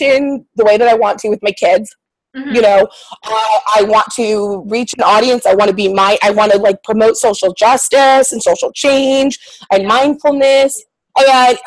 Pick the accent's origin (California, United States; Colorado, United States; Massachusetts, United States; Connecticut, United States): California, United States; Los Angeles; now in San Francisco, United States; I grew up in Los Angeles